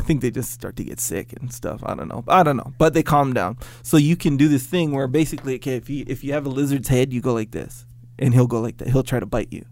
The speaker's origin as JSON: {"language": "English", "area": "Kauai", "region": "Hawaii", "country": "United States", "tie": "born or raised there", "said": "Growing up on Kauai"}